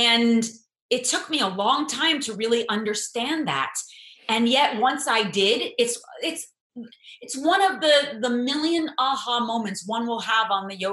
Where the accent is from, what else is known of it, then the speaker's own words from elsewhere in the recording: United States; as an American Jew